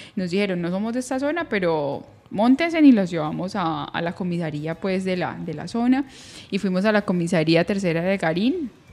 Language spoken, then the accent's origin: Spanish; Colombia; salimos de Colombia